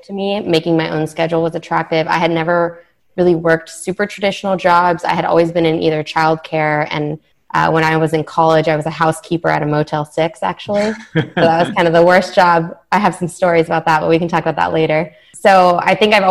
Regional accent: Richmond, California, United States; also born or lived in Davis, California; I grew up in Richmond, California, which isn't like, you know, the best place in the world to grow up.

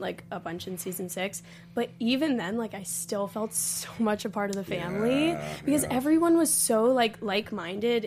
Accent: Jupiter, Florida, United States; now in Los Angeles, United States; I grew up back in Florida

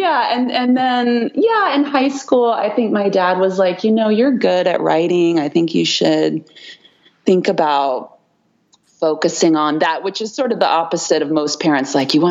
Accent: Easton, Maryland, United States; I grew up in a rural area of Maryland on the Eastern Shore.

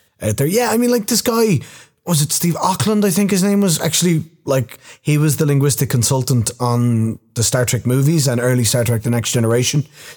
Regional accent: Dublin, Leinster, Ireland; first language English; I was born and raised in Dublin

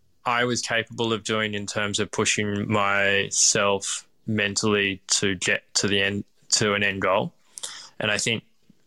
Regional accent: Melbourne, Victoria, Australia; And I guess also I'm born and bred in Melbourne, so doing things in Melbourne is incredibly easy in comparison.

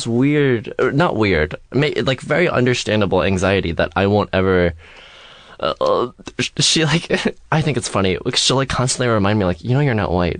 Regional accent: United States; born or raised there; also born or lived in China

